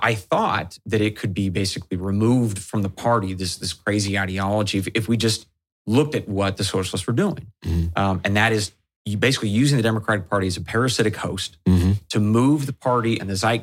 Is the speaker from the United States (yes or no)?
yes; Pacific Northwest, United States; growing up in the Pacific Northwest in the 80s and the 90s